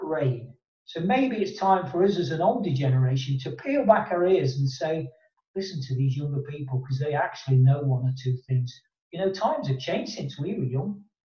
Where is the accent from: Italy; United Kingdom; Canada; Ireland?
United Kingdom; Nottingham, East Midlands; my hometown of Nottingham